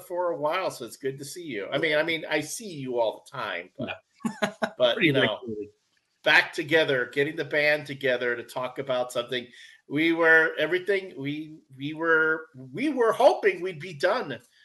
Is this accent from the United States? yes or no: yes; Chicago, Illinois, United States; I am growing up on the South Side in the 80s